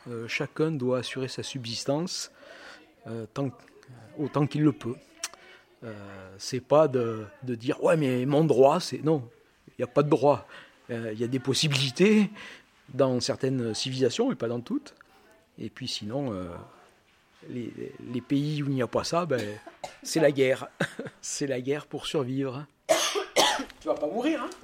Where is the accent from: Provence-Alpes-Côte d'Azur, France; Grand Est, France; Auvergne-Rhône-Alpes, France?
Auvergne-Rhône-Alpes, France; Aurillac; je viens du centre de la France, je viens d'Aurillac